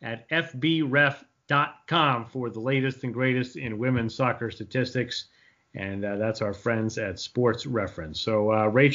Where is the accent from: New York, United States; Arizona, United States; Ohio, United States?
New York, United States; I come from New York, so we have just a little bit of traffic here